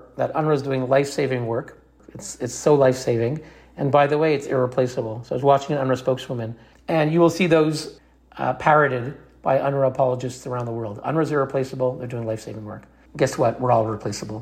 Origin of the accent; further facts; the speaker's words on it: Canada; moved away; as a Canadian